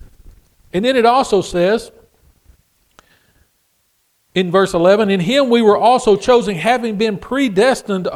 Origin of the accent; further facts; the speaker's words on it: Texas, United States; I'm from Texas